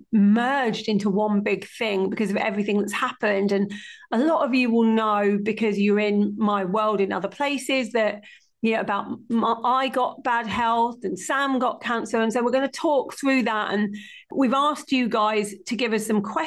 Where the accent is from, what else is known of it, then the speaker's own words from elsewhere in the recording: Stamford, East Midlands, United Kingdom; my hometown of Stamford in Lincolnshire